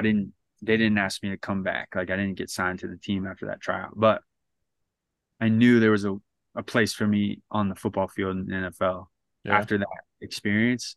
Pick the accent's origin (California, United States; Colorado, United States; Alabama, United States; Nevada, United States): California, United States; San Diego; I was from San Diego